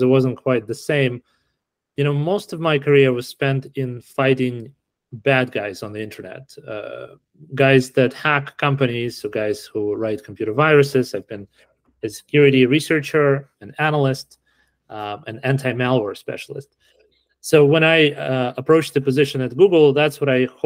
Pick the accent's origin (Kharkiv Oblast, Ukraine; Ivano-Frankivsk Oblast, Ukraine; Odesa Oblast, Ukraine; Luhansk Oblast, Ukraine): Kharkiv Oblast, Ukraine; Kharkiv; also born or lived in Canada; now in Silicon Valley, United States; I was born in Kharkiv. I grew up in Ukraine, then I immigrated to Canada, and then I landed here in Silicon Valley